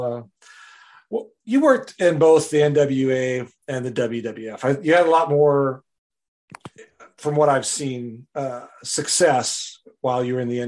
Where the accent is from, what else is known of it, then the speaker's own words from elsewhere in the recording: Wisconsin, United States; I grew up in Wisconsin